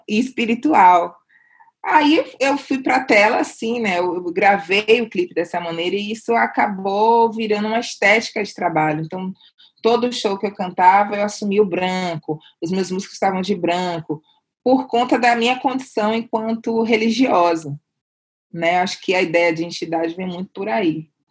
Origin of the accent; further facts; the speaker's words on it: Salvador, Bahia, Brazil; moved away as an adult; now in São Paulo, Brazil; eu vim baiana, sabe, eu não quis ser outra coisa a não ser baiana e negra